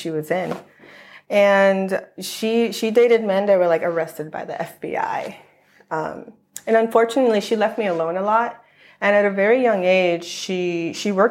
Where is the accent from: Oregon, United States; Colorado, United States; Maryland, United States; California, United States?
California, United States; Los Angeles; also born or lived in Long Island, New York; I grew up in LA County for most of my life